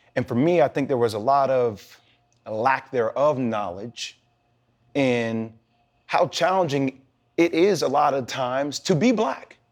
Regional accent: New Jersey, United States; I'm from Jersey

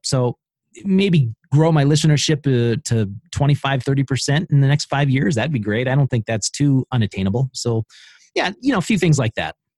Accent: Idaho, United States; I'm from Idaho

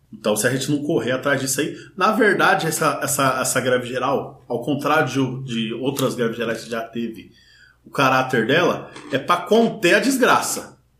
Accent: interior of São Paulo state, Brazil; moved away; Eu sou do interior do estado de São Paulo

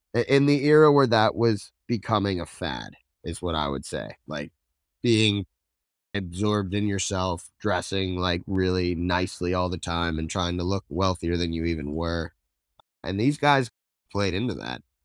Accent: Princeton, New Jersey, United States; I was born in Princeton

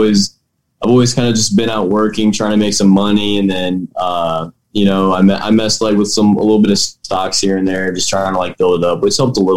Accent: Noblesville, Indiana, United States; also born or lived in Cicero, Indiana; So I'm from Noblesville, Indiana right now, born and raised. I lived in Cicero for the first 4 years of my life, but that's only about 15 minutes away from here. And then we moved here and went through Noblesville schools, my whole life

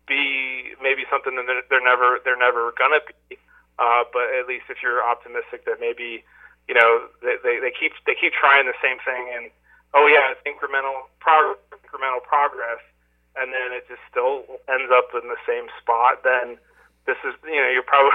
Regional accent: New Jersey, United States; I grew up in South Jersey

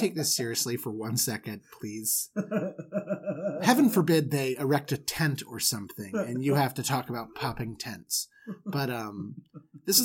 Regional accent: Florida, United States; I grew up in Florida

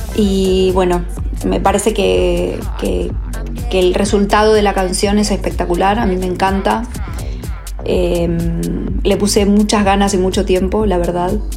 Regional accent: Rosario, Santa Fe, Argentina; moved away as an adult; also born or lived in Mexico / Los Angeles, United States; now in Barcelona, Spain; estuve tres años en Rosario, de donde soy

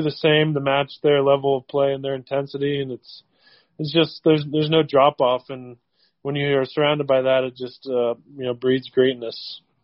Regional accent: Cincinnati, Ohio, United States; I'm from Cincinnati, hometown, hometown player

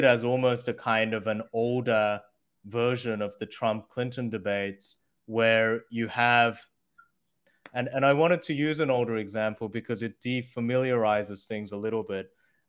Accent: Australia; also born or lived in Korea / United States / China; I was born in Korea, grew up in Australia, and then went to college in the US. And then I went over to China.

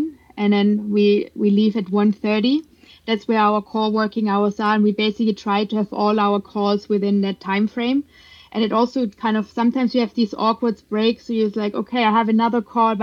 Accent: Germany; moved away as an adult; now in United States; I grew up in Germany

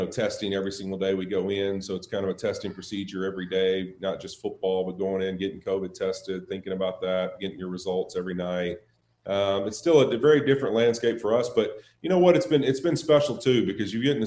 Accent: Monroe, Louisiana, United States; also born or lived in Baton Rouge, Louisiana; North Louisiana. So Monroe, Louisiana is where I grew up, and then went down to Baton Rouge

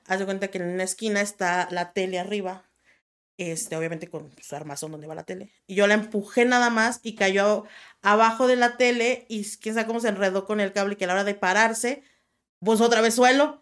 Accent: La Piedad, Michoacán, Mexico; Yo, yo nací en La Piedad, Michoacán

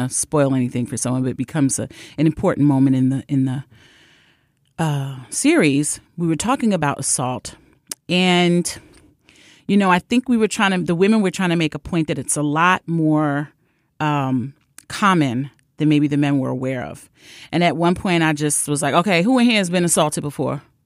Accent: New York City, New York, United States; a person born and raised in Brooklyn

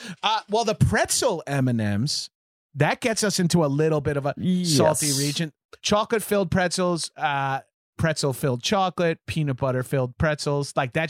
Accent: New York, United States; I'm from New York

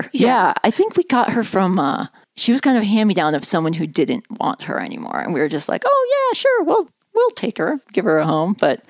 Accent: Omaha, Nebraska, United States; I was born in Omaha, Nebraska, in the city

